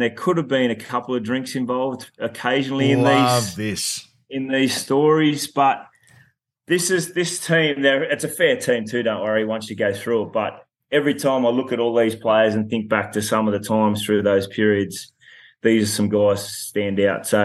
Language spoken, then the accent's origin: English; Dubbo, New South Wales, Australia; we actually had one of the games in my hometown in Dubbo at Apex Oval